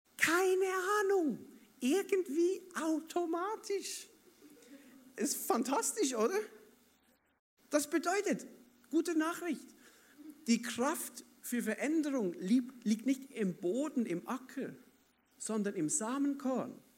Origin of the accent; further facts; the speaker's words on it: Basel, Basel-Stadt, Switzerland; ich bin ja Schweizer, oder, aber ich komme aus Basel, da hat's keine Berge und so